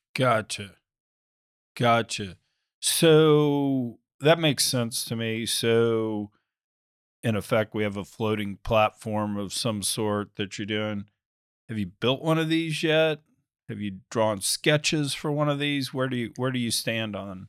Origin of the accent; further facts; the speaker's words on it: United States; I'm typical American